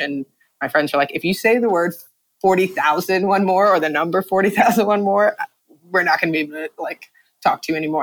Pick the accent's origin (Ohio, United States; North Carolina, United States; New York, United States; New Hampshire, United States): New York, United States; New York City; I'm from the Bronx originally